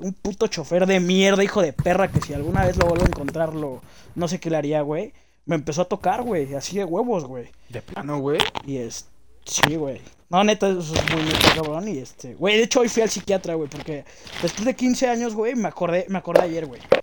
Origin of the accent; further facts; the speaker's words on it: Mexico City, Mexico; also born or lived in Jardín Balbuena, Mexico City; crecí en Aragón, güey. Aragón, es una zona marginal, güey, está al ladito de Catepec